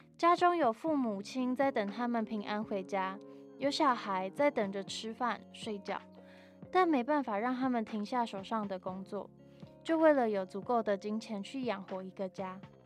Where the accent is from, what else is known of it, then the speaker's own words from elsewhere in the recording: Taichung, Taiwan; 而我虽然家跟学校都在台中，可是其实我不太常回家